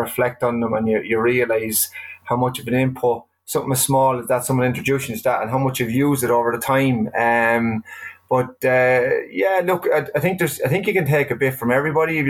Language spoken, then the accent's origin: English; Carlow, Leinster, Ireland; I grew up in New York Estate in Carlow.